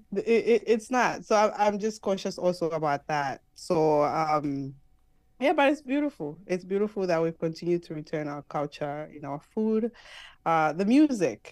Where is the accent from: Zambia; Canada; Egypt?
Zambia; moved away as an adult; now in United States; I'm from Zambia